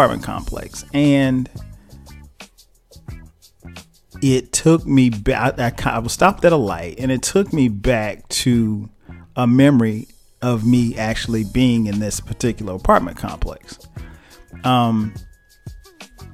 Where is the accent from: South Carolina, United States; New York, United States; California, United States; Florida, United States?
South Carolina, United States; moved away as an adult; now in Atlanta, United States; we're from South Carolina